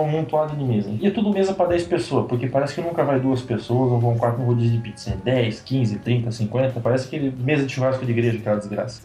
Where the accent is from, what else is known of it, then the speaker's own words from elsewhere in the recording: the West, Santa Catarina, Brazil; now in Blumenau, Brazil; eu moro aqui há muito tempo, não sou daqui, eu sou do Oeste